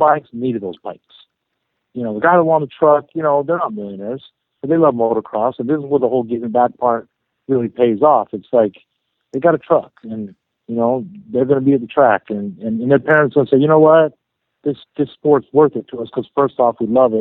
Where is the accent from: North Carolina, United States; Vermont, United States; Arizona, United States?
Arizona, United States; now in Southern California, United States; I'm from Arizona